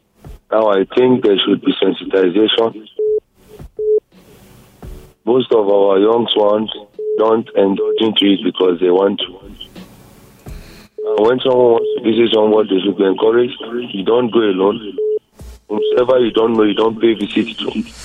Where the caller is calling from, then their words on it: Israel; I'm calling from Israel.